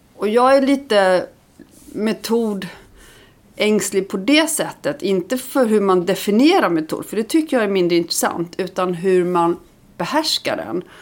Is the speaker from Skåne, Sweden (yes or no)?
yes; Lund, Skåne, Sweden; also born or lived in Iceland; sen jag flyttade hit som barn